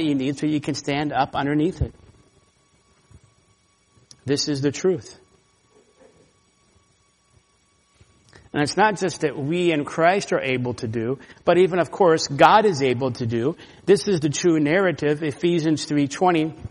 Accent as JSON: {"language": "English", "region": "Florida", "country": "United States", "also_born_or_lived": "California", "moved": "yes", "said": "I'm from Florida"}